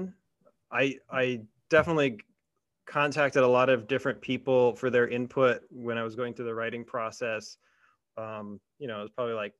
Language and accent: English; South Bend, Indiana, United States; my hometown in South Bend, Indiana